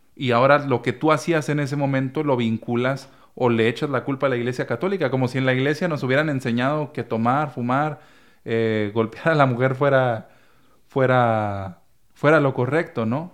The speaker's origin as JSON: {"language": "Spanish", "region": "Chihuahua", "country": "Mexico", "tie": "born or raised there", "moved": "yes", "said": "en la parroquia en la que crecí, En el Espíritu Santo, allá en, Chihuahua, Chihuahua"}